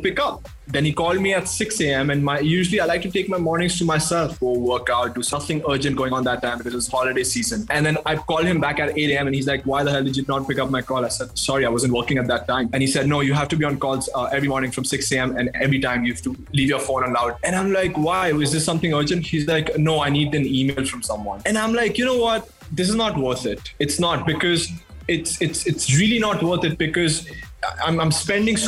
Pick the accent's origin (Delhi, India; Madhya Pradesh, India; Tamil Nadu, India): Madhya Pradesh, India; We are in Bandhavgarh National Park in central India, Madhya Pradesh. I've grown up in this state